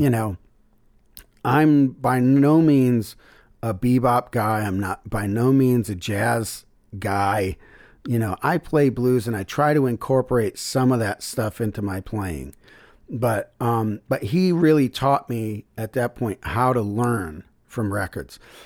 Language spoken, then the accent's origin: English; Syracuse, New York, United States; moved away as an adult; also born or lived in Memphis; my hometown, Syracuse